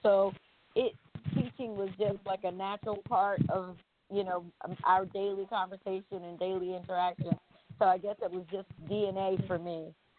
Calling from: Durham, North Carolina, United States; I'm calling from Durham, North Carolina.

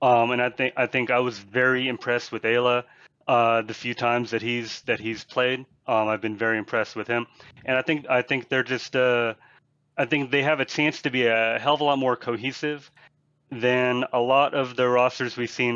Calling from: Boulder, Colorado, United States; Hey, I'm calling from Boulder, Colorado.

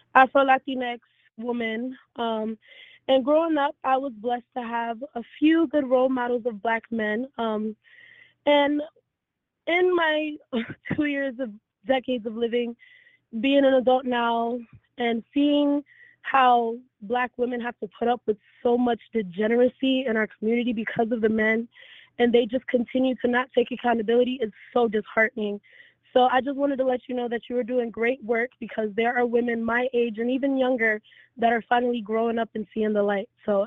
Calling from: Orlando, Florida, United States; I'm in Orlando, Florida.

